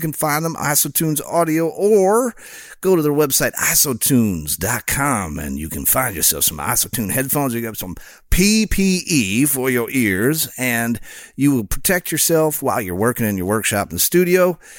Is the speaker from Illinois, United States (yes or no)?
yes; Illinois, United States; I grew up near Chicago, you know, Harry Carey, come call the game.